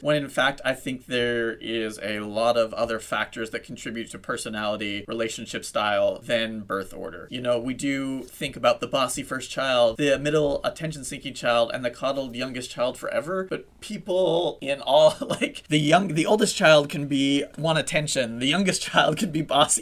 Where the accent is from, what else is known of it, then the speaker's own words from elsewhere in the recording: Utah, United States; moved away; I grew up in Utah